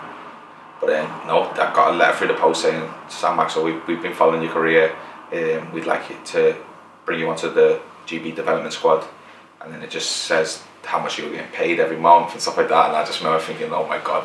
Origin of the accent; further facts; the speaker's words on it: Liverpool, North West England, United Kingdom; also born or lived in Hackney, London; we're both from Liverpool